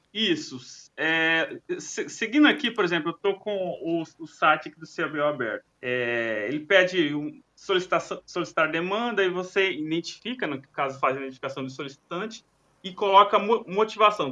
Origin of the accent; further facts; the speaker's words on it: Mato Grosso, Brazil; brasileiro, Mato Grosso